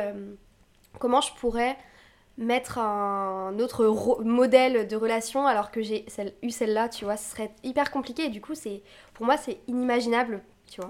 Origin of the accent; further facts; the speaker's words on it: Brittany, France; je viens de Bretagne